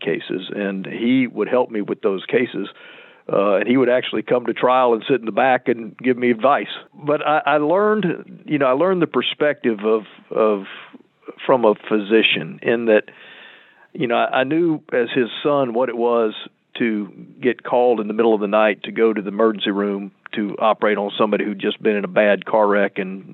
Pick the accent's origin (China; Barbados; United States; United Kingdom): United States; Lakeland, Florida; accent: native Central Florida; also born or lived in Chicago; this is a native Central Florida accent. I was born at Cook County Hospital. My dad was a resident at the Illinois Eye and Ear Infirmary. He actually was the first retinal surgeon in Central Florida. And I was born in Chicago, and then for a variety of reasons, we came to Lakeland. And so I arrived in Lakeland when I was about four